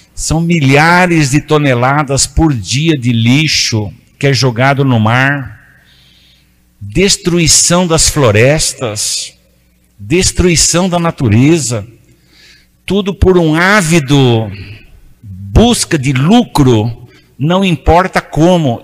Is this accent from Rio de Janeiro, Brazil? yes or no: no; Urupês, São Paulo, Brazil; accent: caipira; now in São Paulo, Brazil; Eu sou de uma cidadezinha lá do interior chamada Urupês, perto de Ibirá, perto de Catanduva, Rio Preto. Eu sou um caipira